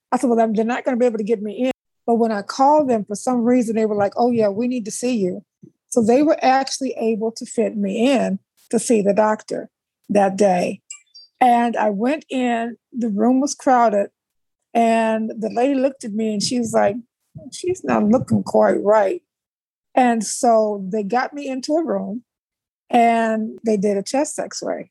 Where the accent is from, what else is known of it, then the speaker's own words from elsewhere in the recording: South Bend, Indiana, United States; moved away as an adult; also born or lived in Atlanta, Georgia; I'm originally from South Bend, Indiana. I grew up in South Bend, Indiana.